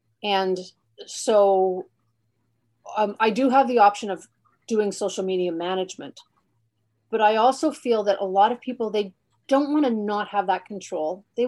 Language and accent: English; Alberta, Canada; now in Halifax, Canada; I am from Alberta. I'm a base brat. I'm from Canada, but my family is all of my roots are in Alberta.